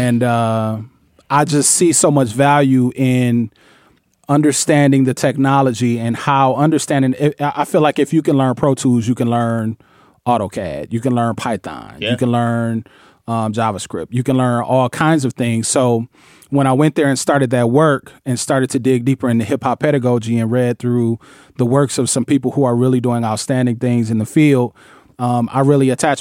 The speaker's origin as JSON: {"language": "English", "town": "Flint", "region": "Michigan", "country": "United States", "said": "I'm originally from Flint, Michigan."}